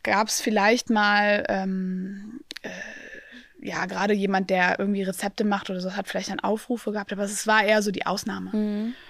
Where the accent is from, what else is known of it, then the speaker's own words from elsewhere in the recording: Aachen, North Rhine-Westphalia, Germany; ich komme aus Aachen